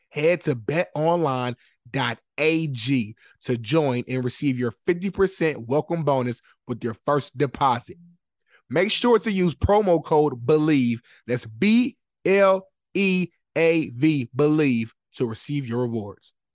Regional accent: Waldorf, Maryland, United States; I'm from Waldorf.

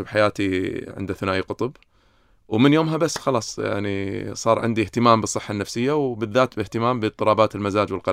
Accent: Kuwait; فييتي على الكويت لما كان عمري 14 كانت غريبه يعني مع انا كويتي بس كانت دوله غريبه علي

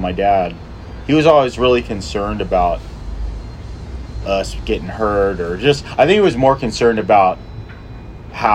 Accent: Washington, District of Columbia, United States; moved away; also born or lived in San Jose; I'm from Washington, D.C.

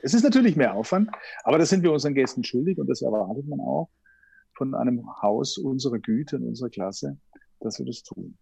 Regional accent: Herrenberg, Baden-Württemberg, Germany; moved away as an adult; now in Vienna, Austria; ich bin Schwabe, Herrenberg, das liegt unweit von Stuttgart

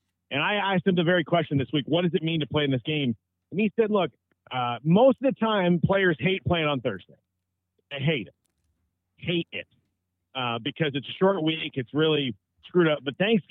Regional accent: South Florida, United States; I grew up in South Florida

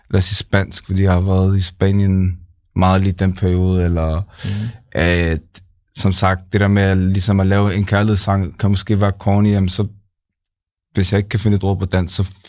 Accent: Copenhagen, Capital Region of Denmark, Denmark; nej, jeg er her fra København.

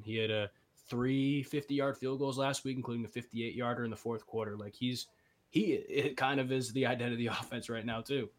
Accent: Boston, Massachusetts, United States; moved away as an adult; now in Cleveland, United States; I'm from Boston, Massachusetts.

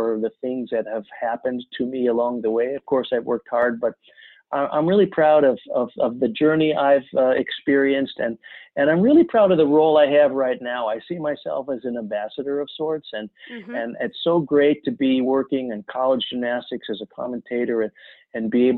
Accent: Chicago suburbs, Illinois, United States; I'd played lots of sports growing up in the Chicago suburbs

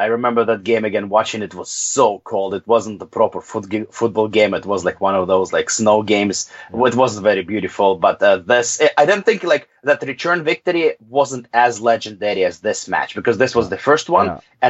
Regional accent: Russia; I was born in the Soviet Union, and to me, Ukrainians people were always part of my country.

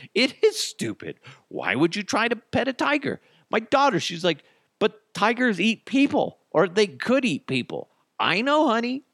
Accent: United States; I'm, I'm American

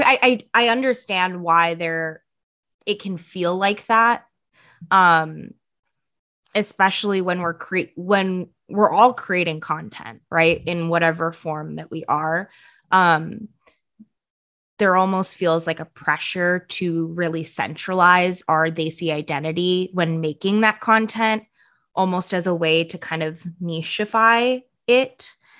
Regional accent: Bay Area, California, United States; first language Punjabi; English is a second language; also born or lived in India / Philadelphia; I grew up in the Bay, as we all did

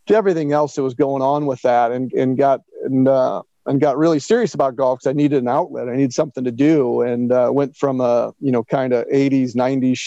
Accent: Northwest Indiana, United States; I was a decent youth baseball and basketball player growing up in Northwest Indiana

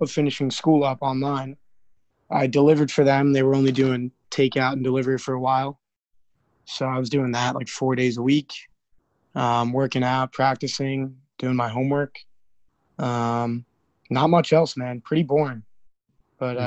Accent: New York, United States; New York is home. I've never left New York for any serious extended period of time. I've been here my whole life

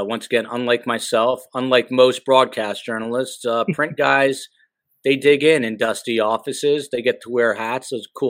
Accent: New Jersey, United States; I'm a Jersey guy

